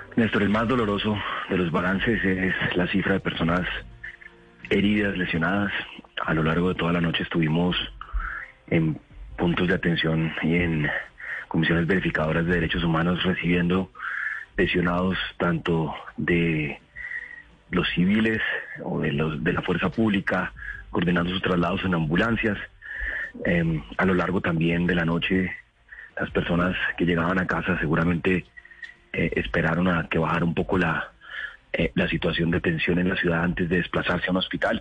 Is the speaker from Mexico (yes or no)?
no; Colombia; todos somos colombianos